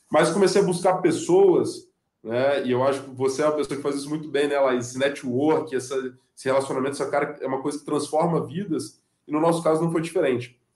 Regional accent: Guarapari, Espírito Santo, Brazil; also born or lived in Vitória; sou nascido, fui criado no Espírito Santo, né, sou natural de Guarapari, morei em Vitória

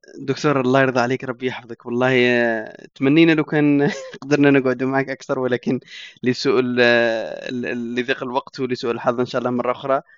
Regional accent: Algeria; وإحنا كجزائريين

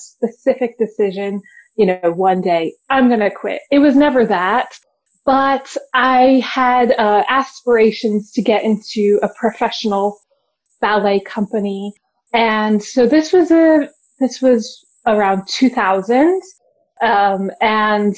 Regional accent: Virginia, United States; moved away; I'm from Virginia originally

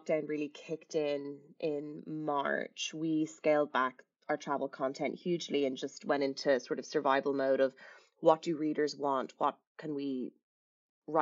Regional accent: Dublin, Leinster, Ireland; moved away as an adult; also born or lived in London / Los Angeles; I was born and raised in Dublin, did a few stints in London, then LA and back again. And currently I'm working from home in Dublin.

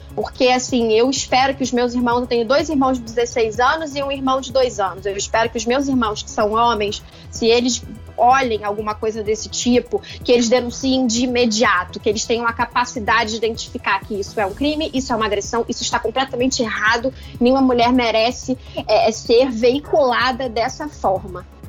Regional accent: Rio de Janeiro, Brazil; como carioca

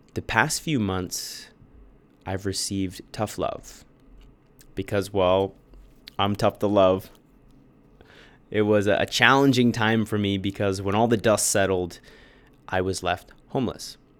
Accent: Bradford, Ontario, Canada; born or raised there; also born or lived in Toronto

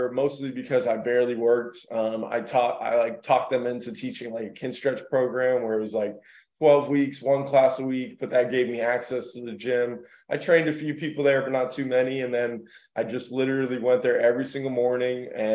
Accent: Miami, Florida, United States; also born or lived in Boca Raton, Florida / New York; I'm from Miami, Florida, originally. I work in Miami 2 days a week now, and also in my hometown where I'm living currently, in Boca Raton

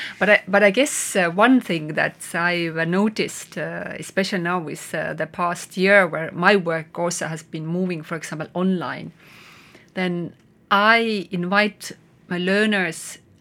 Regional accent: Estonia; English is a second language; also born or lived in Netherlands; And I came back from Netherlands, and I was so amazed by Estonian nature.

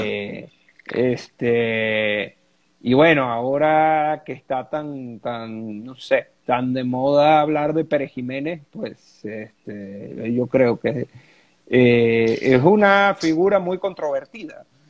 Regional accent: Venezuela; como decimos aquí en Venezuela.

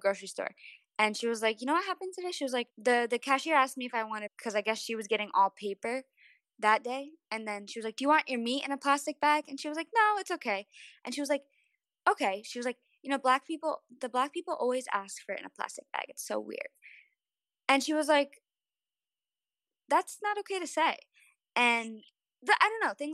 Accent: New York, United States; We're from New York.

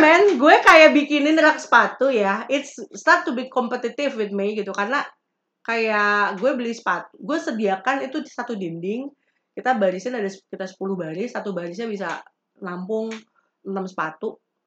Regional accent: West Java, Indonesia; Gue orang Sunda ada di Sunda

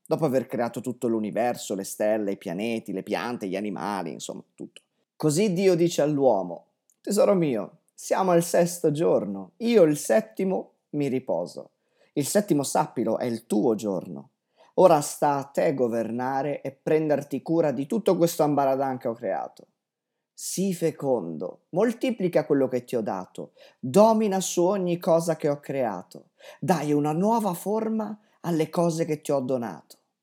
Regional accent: Vigevano, Lombardy, Italy; moved away as an adult; Io sono nato a Vigevano, una ridente cittadina in piena pianura padana

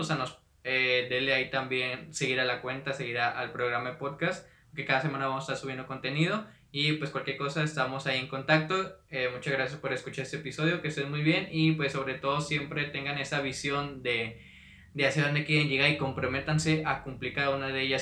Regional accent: Monterrey, Nuevo León, Mexico; Soy de, de Monterrey, Nuevo León

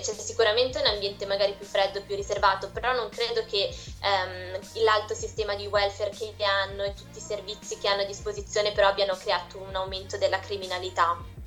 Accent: Italy

